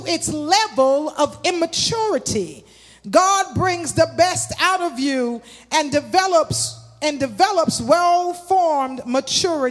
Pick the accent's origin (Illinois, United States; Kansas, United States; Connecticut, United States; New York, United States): New York, United States; New York City; I grew up in Crown Heights.